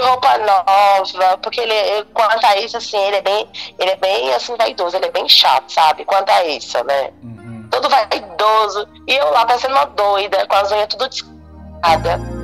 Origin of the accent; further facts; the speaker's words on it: Bahia, Brazil; moved away; eu sou baiana